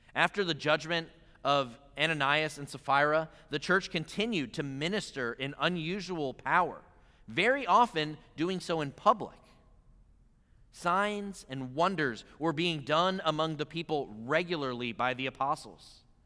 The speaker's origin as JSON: {"language": "English", "region": "Pennsylvania", "country": "United States", "tie": "born or raised there", "moved": "yes", "said": "growing up in Pennsylvania"}